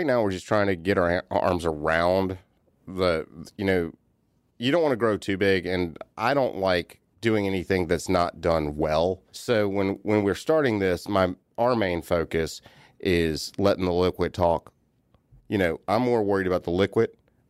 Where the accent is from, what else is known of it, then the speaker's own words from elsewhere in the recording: North Carolina, United States; now in Atlanta, United States; I grew up on the Outer Banks of North Carolina. Okay. So I grew up on a small island.